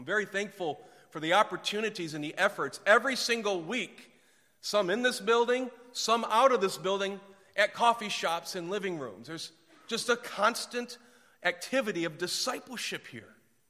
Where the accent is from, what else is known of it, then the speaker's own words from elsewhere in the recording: Ypsilanti, Michigan, United States; also born or lived in Winston-Salem; I'm from Ypsilanti, or used to be Winston-Salem, or I mean, the further back I go, the smaller the cities might get sometimes, and to see Los Angeles is just overwhelming.